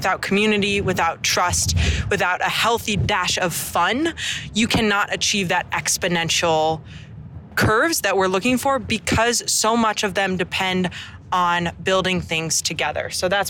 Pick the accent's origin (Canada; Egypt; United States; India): United States; Midwest; moved away; I grew up in the Midwest